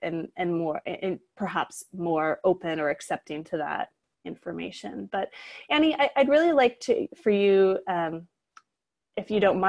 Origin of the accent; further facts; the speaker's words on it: Utah, United States; And I grew up in Utah as a non-Mormon.